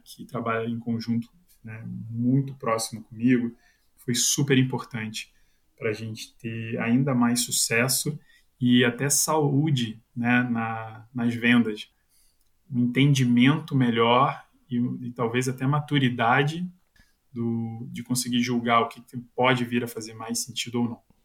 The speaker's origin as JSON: {"language": "Portuguese", "region": "Rio de Janeiro", "country": "Brazil", "accent": "carioca chiado", "moved": "as an adult", "lives_now": "São Paulo, Brazil", "said": "sou carioca"}